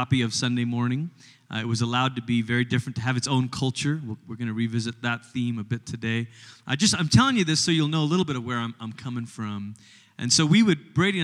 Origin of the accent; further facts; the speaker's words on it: Malaysia; moved away as an adult; also born or lived in Portland, Oregon, United States / Tulsa, Oklahoma, United States; now in United States; I grew up in Malaysia, which is about as far as you can go on the other side of the world before you start coming back. And when I was 10, my family moved from Malaysia to America.